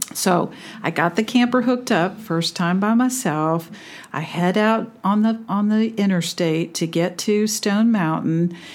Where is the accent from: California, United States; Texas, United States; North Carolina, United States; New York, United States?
California, United States; also born or lived in Naha, Okinawa, Japan; I grew up in California